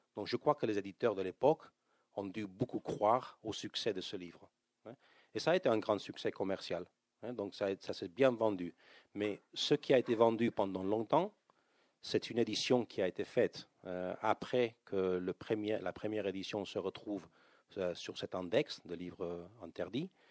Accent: Spain; en tant qu'Espagnol

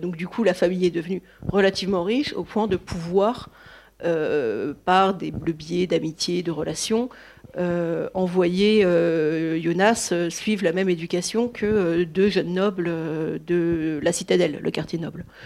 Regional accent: north of France, France; je suis originaire du nord de la France

